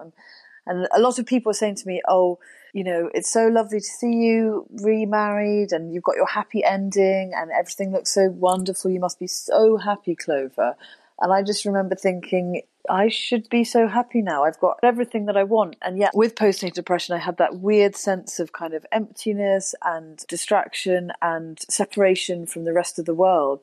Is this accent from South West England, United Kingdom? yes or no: yes; Wiltshire, South West England, United Kingdom; also born or lived in Oxford; so we moved to the country when I was seven from Oxford. We moved to Wiltshire, and then we had ponies